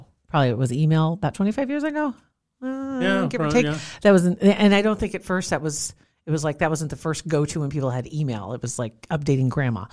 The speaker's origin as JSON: {"language": "English", "area": "South Saunders County", "region": "Nebraska", "country": "United States", "also_born_or_lived": "Arizona", "moved": "as an adult", "said": "I'm from South Saunders County"}